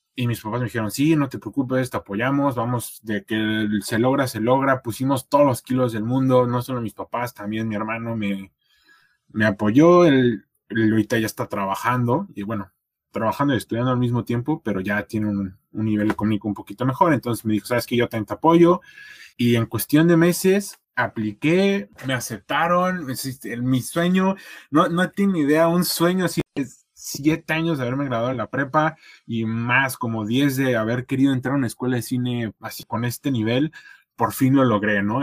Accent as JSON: {"language": "Spanish", "region": "Querétaro", "country": "Mexico", "moved": "as an adult", "lives_now": "Toronto, Canada", "said": "mi pueblo, aquí allá en Querétaro"}